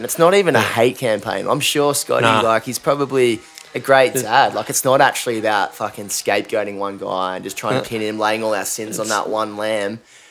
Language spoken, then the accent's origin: English; Australia; as an Australian